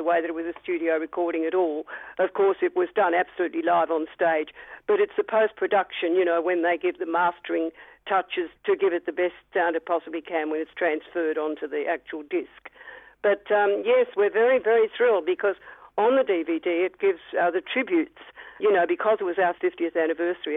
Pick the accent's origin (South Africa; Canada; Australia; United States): Australia; we were Australian